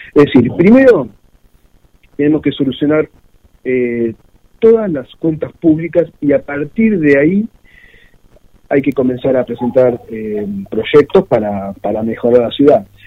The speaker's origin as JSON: {"language": "Spanish", "town": "Mar del Plata", "region": "Buenos Aires Province", "country": "Argentina", "tie": "born or raised there", "said": "yo nací y viví de Mar del Plata"}